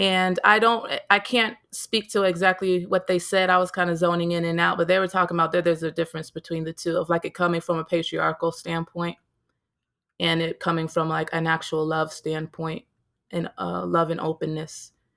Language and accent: English; United States; growing up as an American